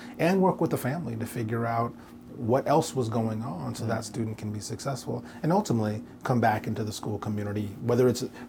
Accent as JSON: {"language": "English", "region": "New York", "country": "United States", "said": "I came from New York, and so in an urban environment, that was a little different."}